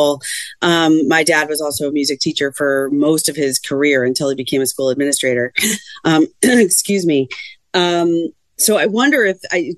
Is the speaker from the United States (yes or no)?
yes; Tuxedo, New York, United States; I grew up right near Harriman. I grew up in Tuxedo, so right down the street.